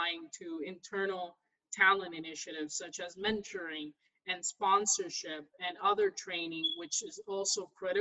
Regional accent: Ferguson, Missouri, United States; I'm from the Midwest in St. Louis, Missouri. So, I grew up right in Ferguson

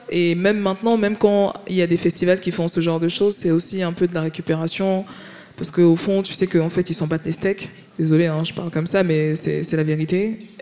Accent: Paris, Île-de-France, France; moved away as an adult; now in Marseille, France; je viens de Paris

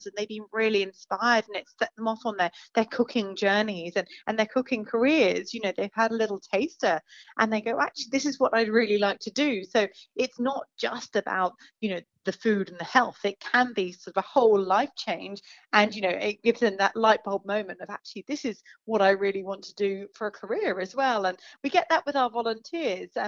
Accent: England, United Kingdom; now in Australia; I'm from England

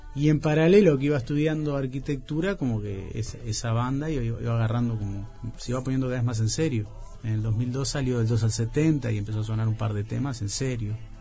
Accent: Montevideo, Uruguay; yo me crié en la Plaza Virgilio

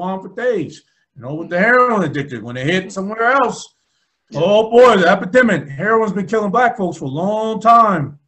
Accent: Albany, United States; growing up in Albany

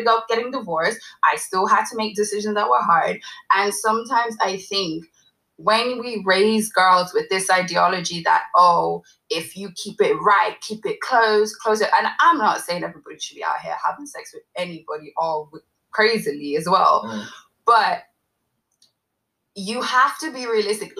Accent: Ireland; half Nigerian, half Ghanaian. I grew up in Ireland

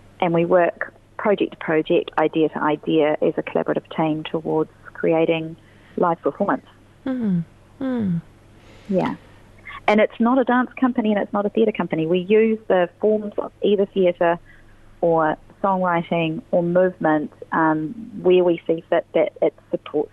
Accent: Christchurch, Canterbury, New Zealand; I'm from Christchurch, and I mostly have my work in other cities

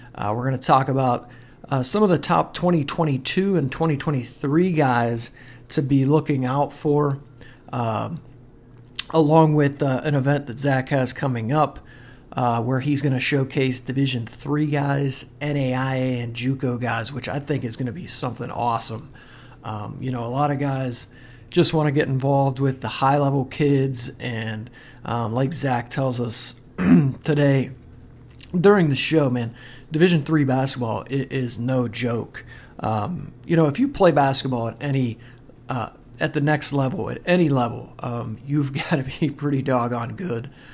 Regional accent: St. Clairsville, Ohio, United States; I was from St. Clairsville

